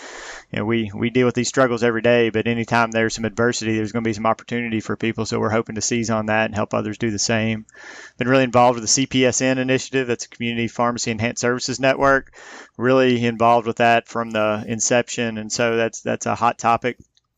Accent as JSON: {"language": "English", "region": "Missouri", "country": "United States", "tie": "born or raised there", "said": "So I was born and raised in Southeast Missouri, which is where I'm speaking to you from right now, Mississippi River Delta. We're about 2 hours north of Memphis, Tennessee."}